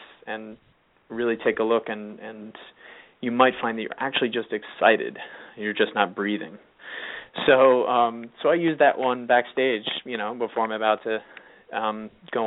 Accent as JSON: {"language": "English", "region": "California", "country": "United States", "tie": "born or raised there", "moved": "as an adult", "lives_now": "New York, United States", "said": "I have friends from high school who I grew up in California, and weirdly, we all sort of moved to New York at different times"}